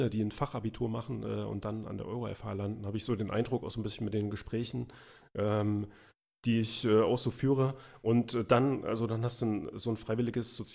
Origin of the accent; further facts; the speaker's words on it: East Germany, Germany; also ich bin ja im Osten aufgewachsen, also in der DDR. Äh, und da war die Schule auch noch ein bisschen anders, also auch die Grundschule.